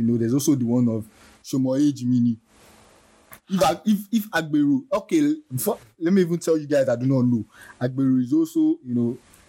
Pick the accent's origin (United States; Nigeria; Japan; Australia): Nigeria; As a Nigerian